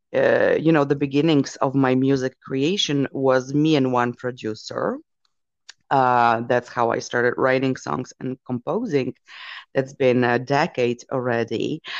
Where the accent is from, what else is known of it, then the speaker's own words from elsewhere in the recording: Poland; my origins, I come from Poland